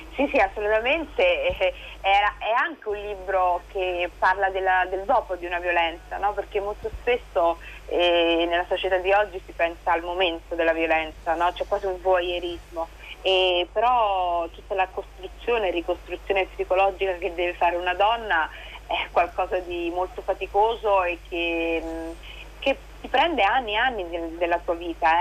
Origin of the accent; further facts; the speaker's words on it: Rome, Lazio, Italy; io sono romana, vivo qui da tantissimo